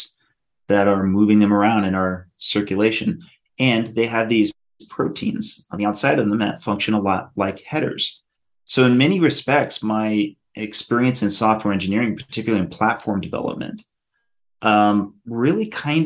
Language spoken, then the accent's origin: English; Colorado, United States; moved away; I'm actually originally from Colorado.